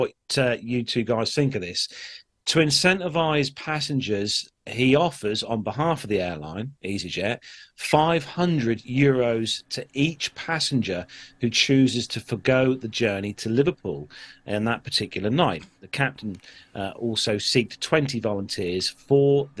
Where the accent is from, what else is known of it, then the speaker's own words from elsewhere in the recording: Malta; I'm from Malta